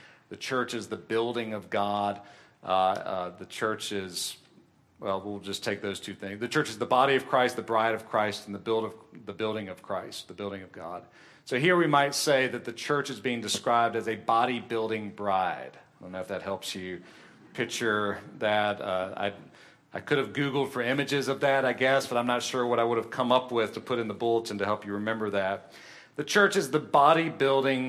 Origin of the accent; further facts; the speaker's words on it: Columbia, United States; the church that I grew up in Columbia, we met in a school auditorium